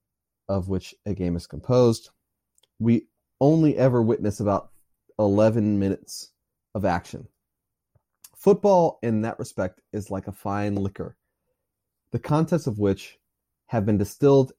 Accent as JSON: {"language": "English", "region": "Maryland", "country": "United States", "said": "I'm from Maryland."}